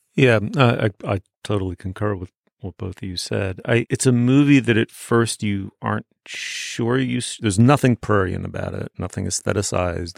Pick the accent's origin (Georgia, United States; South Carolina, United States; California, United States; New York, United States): New York, United States; New York City; I was growing up in New York City, I was growing up in a starchy, waspy, in its own weird way, provincial corner of it